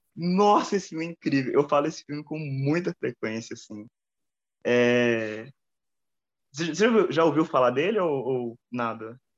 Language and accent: Portuguese; Brazil; eu sou brasileiro